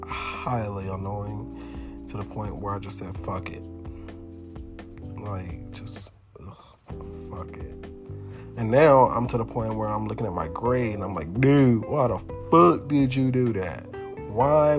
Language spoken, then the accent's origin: English; Houston, Texas, United States; I'm from Third Ward